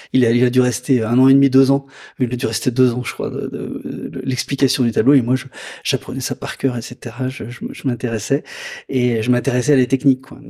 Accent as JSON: {"language": "French", "area": "Lyon area", "region": "Auvergne-Rhône-Alpes", "country": "France", "tie": "born or raised there", "moved": "as an adult", "said": "revenir dans ma région natale"}